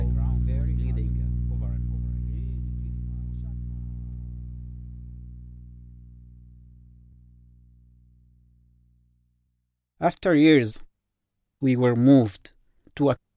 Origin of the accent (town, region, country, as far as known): Yemen; English is a second language; moved away